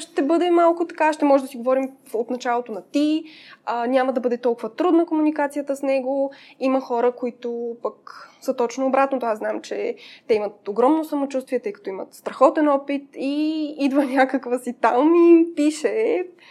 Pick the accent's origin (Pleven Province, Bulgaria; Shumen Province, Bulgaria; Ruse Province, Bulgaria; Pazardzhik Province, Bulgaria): Pazardzhik Province, Bulgaria; Pazardzhik; moved away as an adult; now in Sofia, Bulgaria; Аз съм от Пазарджик и до 18 годишна си живеех там